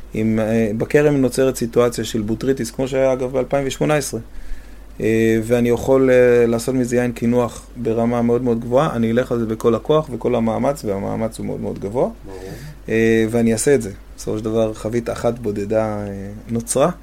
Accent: Safed, Northern District, Israel; אני גדלתי בצפת

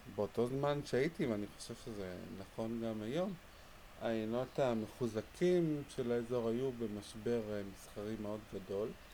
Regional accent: Jerusalem, Jerusalem District, Israel; גדלתי בירושלים

